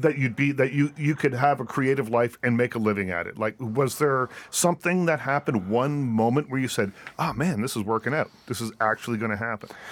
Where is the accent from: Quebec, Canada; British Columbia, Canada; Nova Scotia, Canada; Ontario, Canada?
Nova Scotia, Canada; moved away; I grew up in Nova Scotia